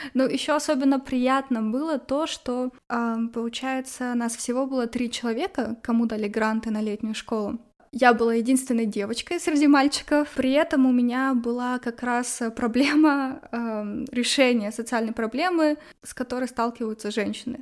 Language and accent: Russian; Arkhangelsk, Arkhangelsk Oblast, Russia; в Архангельске, откуда я родом